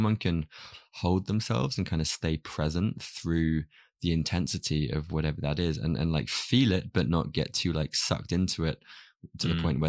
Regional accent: United Kingdom; It's cool being British.

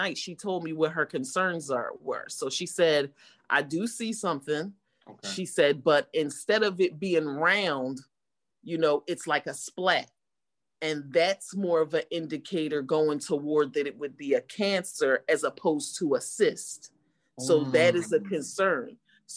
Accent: Deptford, New Jersey, United States; I am from Deptford, New Jersey

